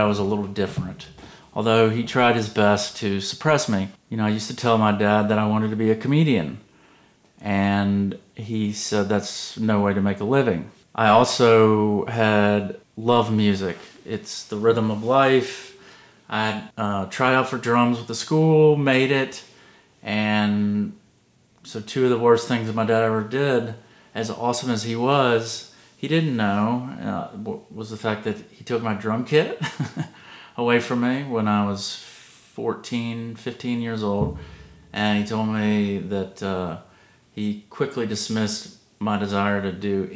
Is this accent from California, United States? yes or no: no; Savannah, Georgia, United States; also born or lived in Atlanta, Georgia; I'm from the South